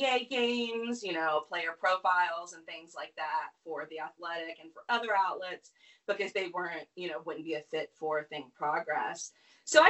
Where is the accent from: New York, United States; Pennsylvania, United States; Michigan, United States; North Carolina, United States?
North Carolina, United States; I grew up in North Carolina